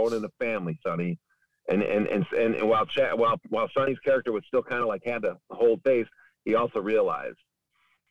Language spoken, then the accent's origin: English; Cicero, Illinois, United States; I grew up in Cicero.